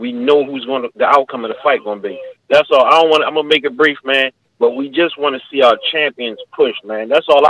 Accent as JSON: {"language": "English", "town": "Philadelphia", "region": "Pennsylvania", "country": "United States", "said": "I'm from Philly."}